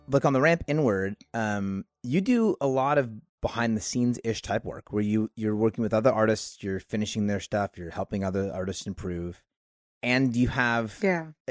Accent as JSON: {"language": "English", "town": "Oakland", "region": "California", "country": "United States", "tie": "born or raised there", "also_born_or_lived": "Martinez, California", "said": "I was born in Oakland, California. Grew up here."}